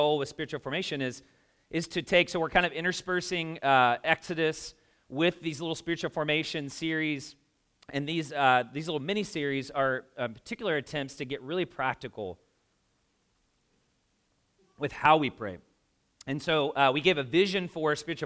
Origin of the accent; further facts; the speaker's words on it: the South, United States; moved away as an adult; now in Indianapolis, United States; I'm from the South